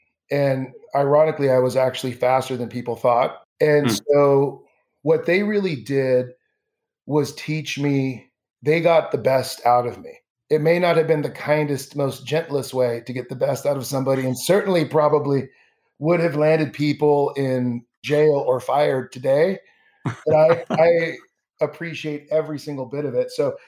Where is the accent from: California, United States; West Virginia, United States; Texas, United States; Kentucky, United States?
California, United States; Southern; I grew up in Southern California. Half my family are Bruins. Half the family are Trojans.